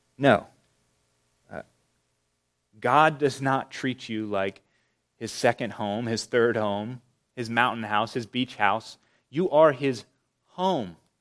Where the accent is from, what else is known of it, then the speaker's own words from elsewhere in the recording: Charlotte, North Carolina, United States; growing up in Charlotte